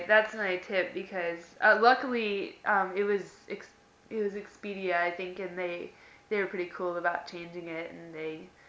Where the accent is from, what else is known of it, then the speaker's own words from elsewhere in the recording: Iowa, United States; now in Texas, United States; I'm from Iowa originally, so I mean, I know cold, but I've lived in Texas for over 3 years